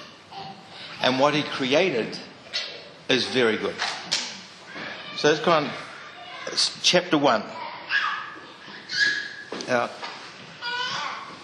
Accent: Mount Maunganui, Bay of Plenty, New Zealand; I grew up in Mount Maunganui

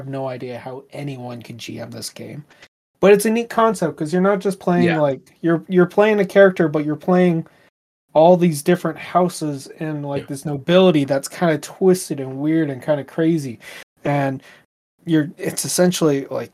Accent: Canada; as a Canadian

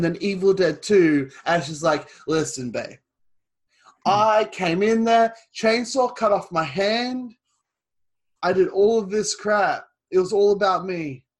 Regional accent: Australia; I call this the Aussie Nerds Podcast because I'm from Australia and I'm a nerd.

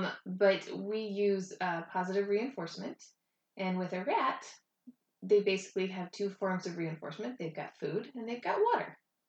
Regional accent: New Orleans, Louisiana, United States; born there; also born or lived in Georgia / West Virginia / Virginia; So I was born in New Orleans, and then we started moving around. We moved a lot for my dad's work. After New Orleans, we moved to Georgia, and then West Virginia, and then Virginia, and then

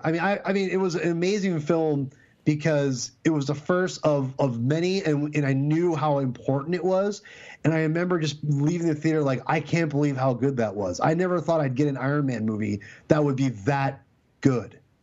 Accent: Lake Stevens, Washington, United States; I grew up in Lake Stevens, Washington, which is the same place as Chris Pratt

